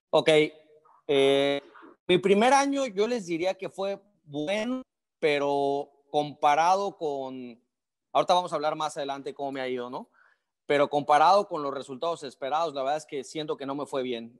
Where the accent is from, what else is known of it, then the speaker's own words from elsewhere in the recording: Yucatán, Mexico; moved away as an adult; Yo soy yucateco, pero me movieron por diferentes partes de, México en la empresa